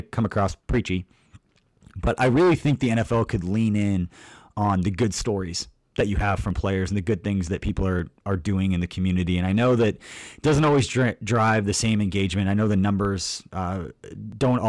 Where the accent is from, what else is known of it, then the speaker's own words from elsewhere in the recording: Stilwell, Kansas, United States; I grew up like Stillwell, Kansas